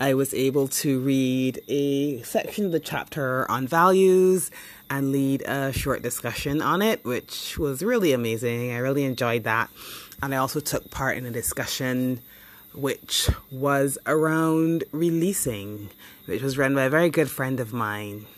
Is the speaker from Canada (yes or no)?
no; Barbados; moved away as an adult; growing up in the Caribbean and growing up specifically in Barbados